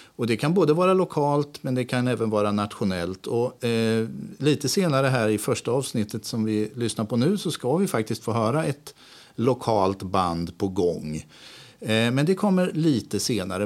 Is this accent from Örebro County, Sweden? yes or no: yes; Askersund, Örebro County, Sweden; moved away as an adult; also born or lived in Spain; now in Örebro, Sweden; Jag är uppväxt i Askersund och bodde där hela min uppväxt